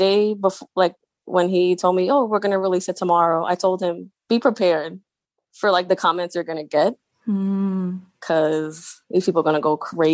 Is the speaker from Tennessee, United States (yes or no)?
no; New York City, New York, United States; moved away; also born or lived in North Jersey; I grew up in Staten Island